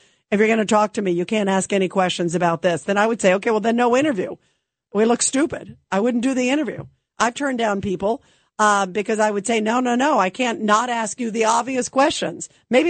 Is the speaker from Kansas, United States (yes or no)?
no; New York City, New York, United States; I was born in Brooklyn in the U.S. of A. Garrison Beach, Marine Parkway, baby.